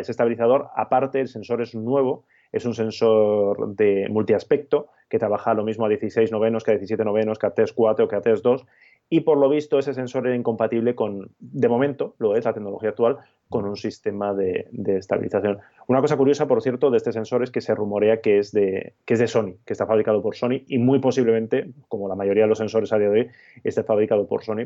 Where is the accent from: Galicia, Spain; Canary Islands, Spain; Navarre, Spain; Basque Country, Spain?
Basque Country, Spain; moved away; estas navidades que he estado por mi tierra, por Euskadi